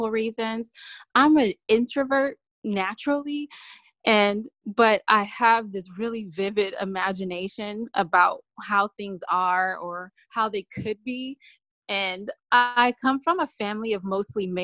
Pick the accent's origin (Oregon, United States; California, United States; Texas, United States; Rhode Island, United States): California, United States; I'm from Cali